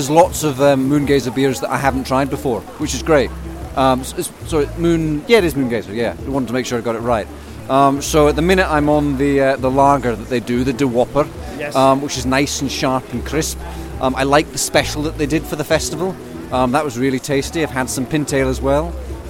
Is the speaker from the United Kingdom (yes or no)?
yes; Leicester, East Midlands, United Kingdom; accent: Scottish; Okay, so the accent is confusing, actually. I'm from Leicester, but my accent is Scottish because my parents are Scottish.